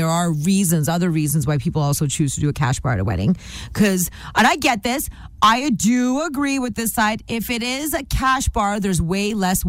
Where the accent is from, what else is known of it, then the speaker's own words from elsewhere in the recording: India; I'm Indian.